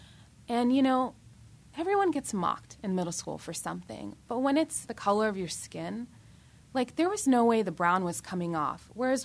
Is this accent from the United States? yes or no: yes; California, United States; I'm from California, and I lived in Silicon Valley.